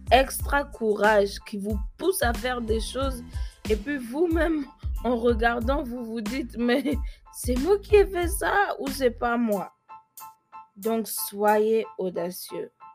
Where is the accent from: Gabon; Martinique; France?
Gabon; first language French; also born or lived in Germany; now in United States; je suis née en Allemagne, quitter mon pays où j'ai grandi, le, qui est le Gabon, à un si jeune, âge